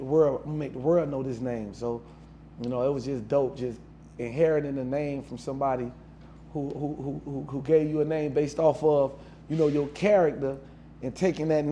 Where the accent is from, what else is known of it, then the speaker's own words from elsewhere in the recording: Miami, Florida, United States; I'm from Overtown. That's where I come from.